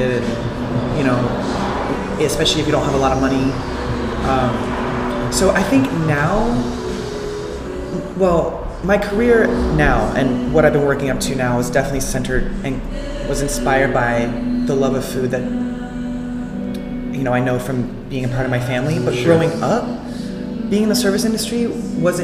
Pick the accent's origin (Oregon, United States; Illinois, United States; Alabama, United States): Alabama, United States; moved away as an adult; also born or lived in Florida; now in California, United States; I'm from Alabama, born and raised